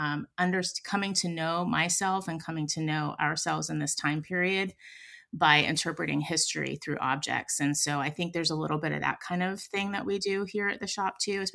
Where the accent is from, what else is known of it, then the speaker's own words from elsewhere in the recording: Pittsburgh, Pennsylvania, United States; now in San Francisco, United States; I come from Pittsburgh. I come from a steel mill family on my dad's side